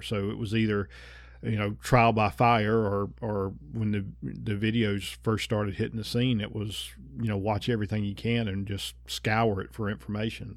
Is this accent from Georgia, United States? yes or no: no; North Carolina, United States; I grew up in North Carolina